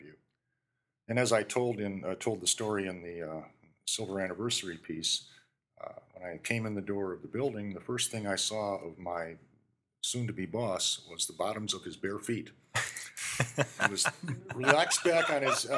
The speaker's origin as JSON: {"language": "English", "town": "Williams Bay", "region": "Wisconsin", "country": "United States", "tie": "born or raised there", "moved": "as an adult", "said": "I grew up in Williams Bay"}